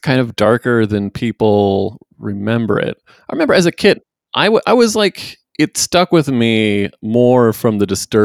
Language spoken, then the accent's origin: English; Washington, United States; I'm from Washington State